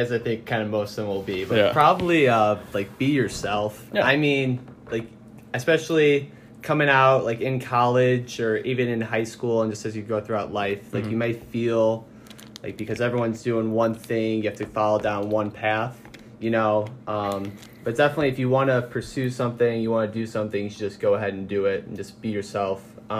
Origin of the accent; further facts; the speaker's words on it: Naperville, Illinois, United States; Yeah, so I'm from a pretty far away place. I'm from Naperville.